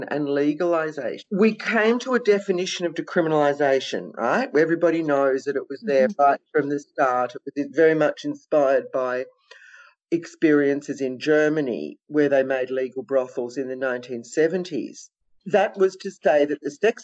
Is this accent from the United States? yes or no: no; Victoria, Australia; it's in my hometown